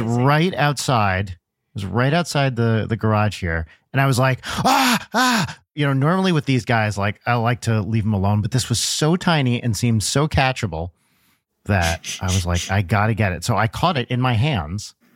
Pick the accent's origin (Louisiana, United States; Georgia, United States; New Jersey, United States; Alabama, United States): New Jersey, United States; Pompton Lakes; I'm from Pompton Lakes, which is, like, up, up north